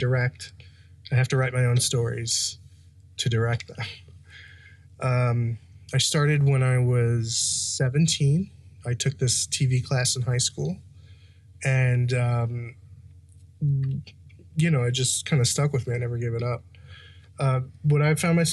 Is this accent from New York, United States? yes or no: yes; New York City, New York, United States; I grew up in Belrose, Queens